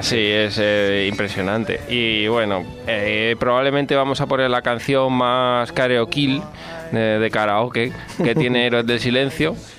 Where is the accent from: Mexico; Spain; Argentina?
Spain; Valdepeñas de Jaén, Andalusia; la de mi pueblo, de Valdepeña de Jaén